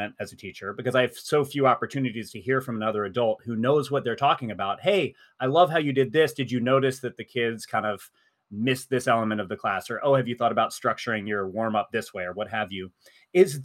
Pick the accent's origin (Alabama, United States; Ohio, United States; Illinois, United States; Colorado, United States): Alabama, United States; Birmingham; my hometown of Birmingham, Alabama